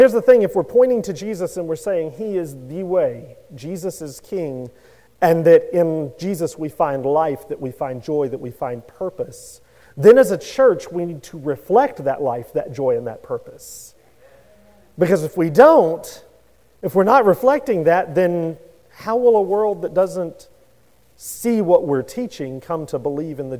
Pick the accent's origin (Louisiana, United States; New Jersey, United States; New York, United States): Louisiana, United States; I grew up in Louisiana